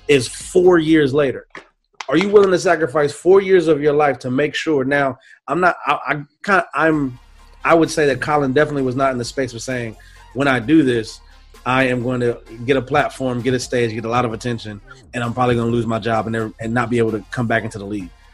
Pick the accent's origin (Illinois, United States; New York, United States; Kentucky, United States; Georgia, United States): Kentucky, United States; Louisville; I was born in Louisville, Kentucky